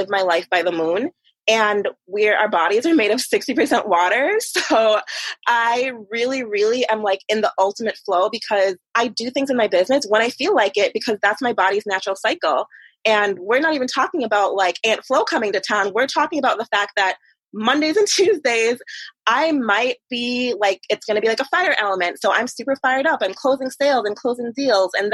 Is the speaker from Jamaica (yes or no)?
yes; Jamaica; moved away; even back in Jamaica, there was like a certain class system